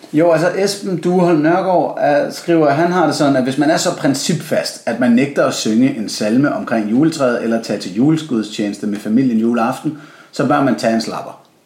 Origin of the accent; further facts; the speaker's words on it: Copenhagen, Capital Region of Denmark, Denmark; jeg er en barnløs københavner